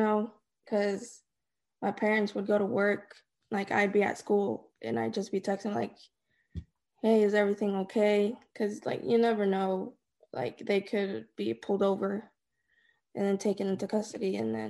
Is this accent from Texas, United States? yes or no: yes; Dallas, Texas, United States; also born or lived in Denver; I was born in Dallas. At some point, we moved to Denver. We came back. We stayed in Bridgeport, Decatur, Irving, Dallas.